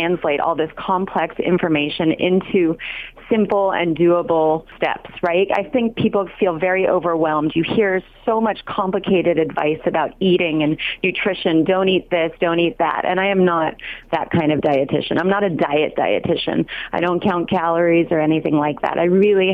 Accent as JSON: {"language": "English", "town": "Los Angeles", "region": "California", "country": "United States", "tie": "born or raised there", "also_born_or_lived": "Berkeley", "said": "I did grow up in L.A."}